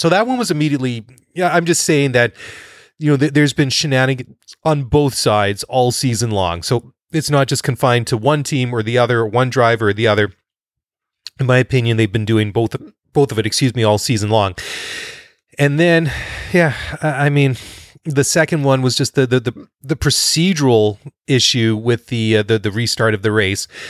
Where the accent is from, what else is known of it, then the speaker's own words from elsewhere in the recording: Maple Ridge, British Columbia, Canada; Maple Ridge, B C, which is my hometown.